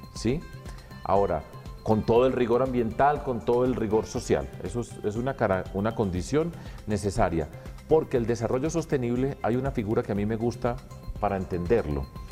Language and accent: Spanish; Colombia